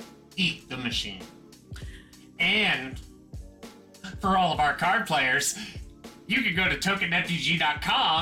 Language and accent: English; Anne Arundel County, Maryland, United States; I have lived in Anne Arundel County most of my life